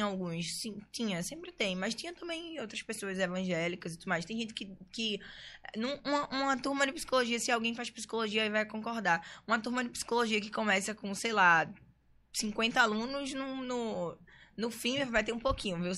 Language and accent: Portuguese; Recife, Pernambuco, Brazil; moved away as an adult; now in São Paulo, Brazil; eu nasci aqui no Recife mesmo, né? Eu fui criada no Pina.